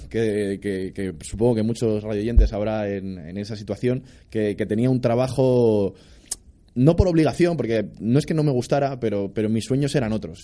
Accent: Madrid, Community of Madrid, Spain; soy de Madrid de toda la vida

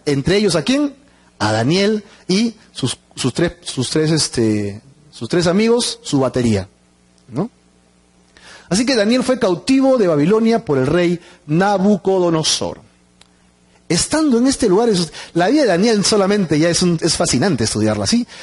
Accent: Peru; como los peruanos

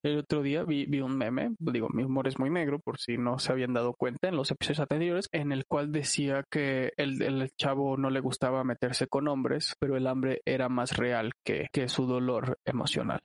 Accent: Chilango, Mexico City, Mexico; somos chilangos

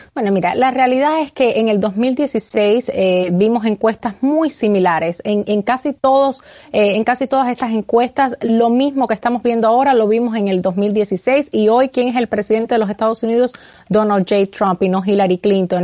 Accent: Cuba; now in United States; nací y criada eh, en Cuba, también ciudadana americana, pero, pero nací, nací y me crié en Cuba

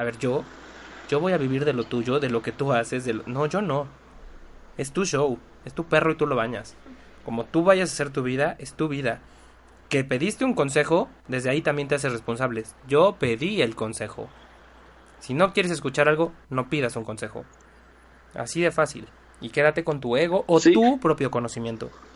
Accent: Mexico; soy mexicano

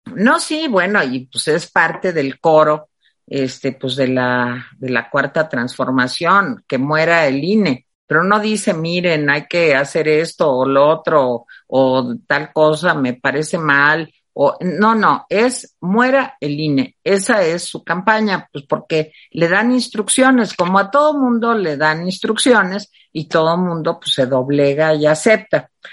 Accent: Mexico; así somos los mexicanos

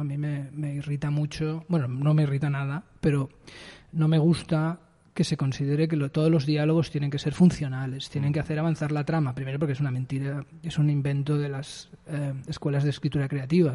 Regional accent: Barcelona, Catalonia, Spain; also born or lived in Eixample, Barcelona; Yo soy de Sans y he pasado toda mi vida hasta los 28 en Sans Las Corus

